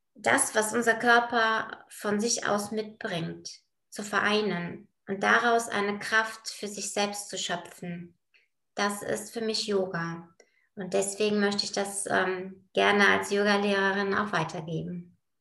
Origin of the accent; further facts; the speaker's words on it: Bulgaria; now in Bonn, Germany; komme gebürtig aus Bulgarien, bin auch da geboren